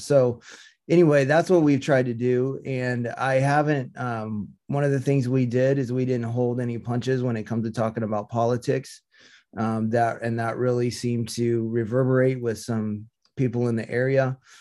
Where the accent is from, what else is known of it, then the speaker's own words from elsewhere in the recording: Topeka, Kansas, United States; also born or lived in Seattle; now in Visalia, United States; I grew up in Topeka, Kansas